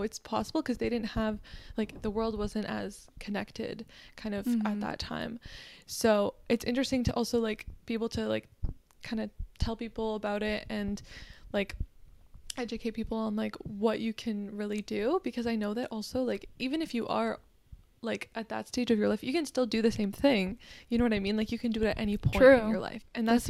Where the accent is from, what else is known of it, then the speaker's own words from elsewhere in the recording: Kitchener, Ontario, Canada; moved away; also born or lived in Ottawa; I had to drive from Ottawa to my hometown, which is like Kitchener-Waterloo